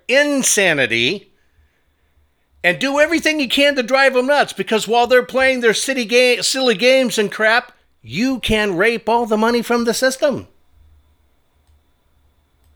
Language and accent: English; United States; I'm not a Jewish American. I'm not even a German American, even though those are facts. I'm just an American